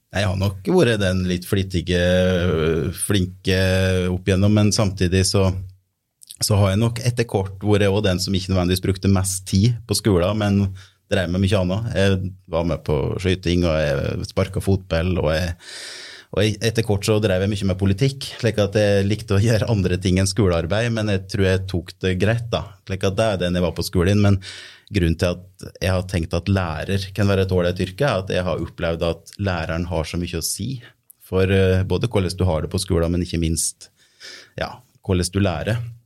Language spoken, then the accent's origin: Norwegian; Otta, Innlandet, Norway; moved away as an adult; now in Lillehammer, Norway; jeg har hatt oppveksten min på Otta, er Gudbrandsdøl